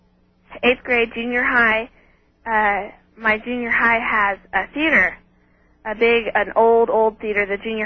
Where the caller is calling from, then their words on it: Redding, California, United States; I'm from Redding, California.